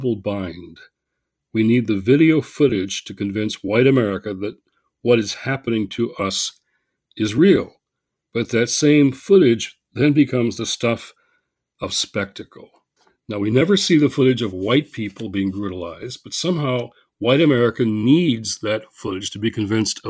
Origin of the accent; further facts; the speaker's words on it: Michigan, United States; the capital of my home state